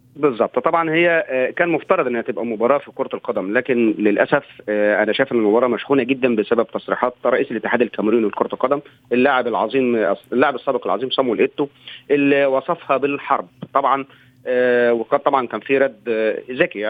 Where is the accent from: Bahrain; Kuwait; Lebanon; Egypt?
Egypt; أنا سعيد كمصري